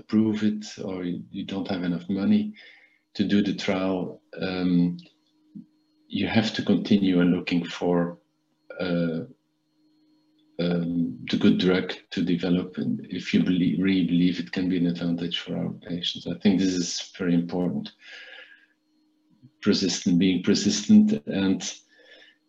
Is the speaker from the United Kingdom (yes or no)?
no; Belgium; I started the School of Medicine in Ghent, in my country, in Belgium